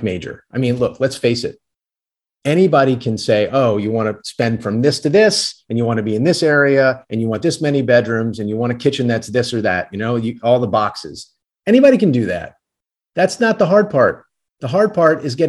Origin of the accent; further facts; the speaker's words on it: New Orleans, Louisiana, United States; I'm from New Orleans